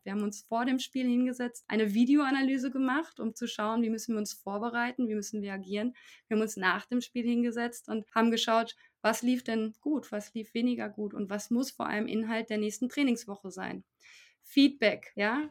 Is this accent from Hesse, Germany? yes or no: no; Paderborn, North Rhine-Westphalia, Germany; in Paderborn, meiner Heimatstadt